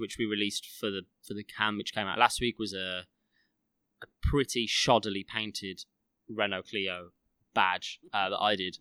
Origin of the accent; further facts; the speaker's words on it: Midlands, United Kingdom; growing up in the Midlands, at least I think the majority of us grew up in the Midlands